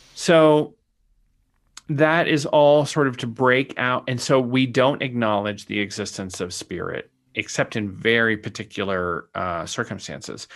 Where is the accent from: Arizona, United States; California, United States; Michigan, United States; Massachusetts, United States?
Arizona, United States; Sonoran Desert; I grew up in the Sonoran Desert